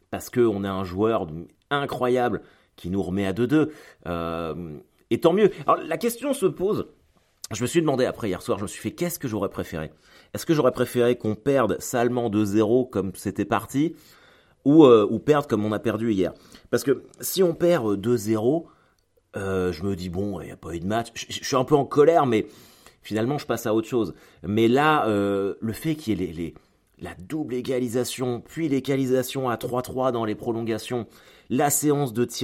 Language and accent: French; France; Moi, je suis français et je suis supporter du Stade Malherbe de Caen.